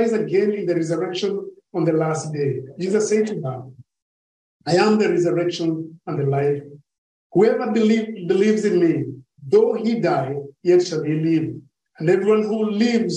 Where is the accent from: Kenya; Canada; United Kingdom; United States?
Kenya; I come from Kenya, but I've never visited